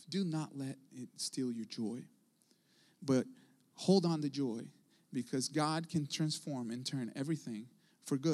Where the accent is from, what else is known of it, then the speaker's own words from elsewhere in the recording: Brazil; also born or lived in Houston, Texas; now in United States; I wasn't born in this country. I didn't grow up in this country. I was born in South America, in Brazil